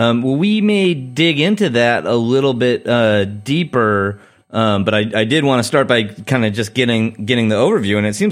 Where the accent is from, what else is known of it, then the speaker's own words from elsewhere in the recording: San Diego, California, United States; now in Chicago, United States; I grew up in San Diego, California